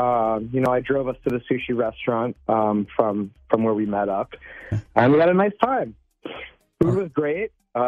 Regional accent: Cambridge, Minnesota, United States; now in Minneapolis, United States; We both live in Minneapolis, but yeah. we discovered that we're both from Cambridge.

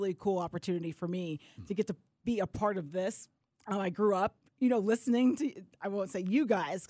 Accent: Atlanta, Georgia, United States; I grew up in Atlanta, went to North Gwinnett High School, went to Georgia State, played college soccer there. So I've been, I mean, my family's been here since like 97.

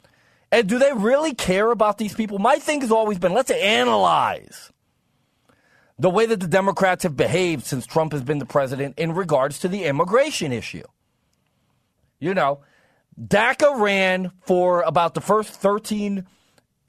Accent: East Coast, United States; I'm a conservative from the East Coast

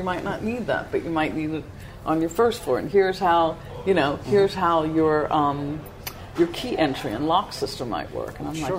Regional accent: New York, United States; accent: New York; now in Pittsburgh, United States; I'm still from New York.

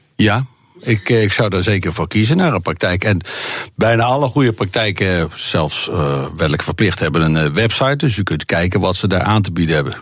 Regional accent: Bible Belt, Netherlands; het gebied waar ik vandaan kom, van de Bijbelbelt

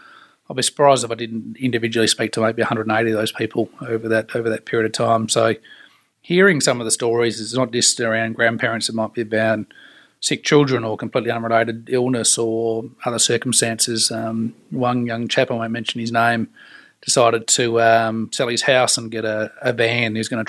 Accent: Australia; And for me, having growing up in Australia, it's everything outdoors.

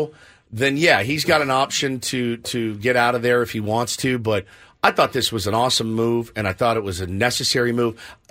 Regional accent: Colleyville, Texas, United States; He's from my hometown of Colleyville, Texas.

